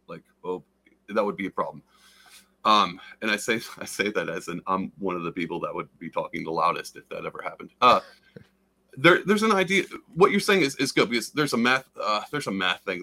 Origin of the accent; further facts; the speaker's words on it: the South, United States; I'm from the South